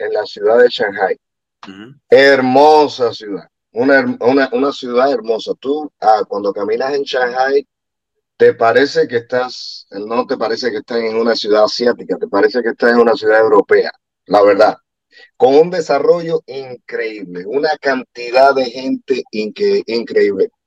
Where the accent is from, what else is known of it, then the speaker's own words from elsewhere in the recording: Cuba; moved away; yo vengo de un país donde existe eso, así que me ha tocado, aquellos que, no saben que soy cubano, ah, me ha tocado vivir una cosa así donde no tienes ah, la libertad